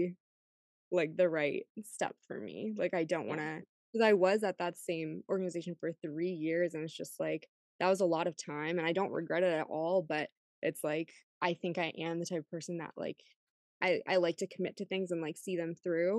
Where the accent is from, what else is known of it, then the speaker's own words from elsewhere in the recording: Rochester, New York, United States; moved away as an adult; also born or lived in Boston; moving back to my hometown, which is Rochester, New York.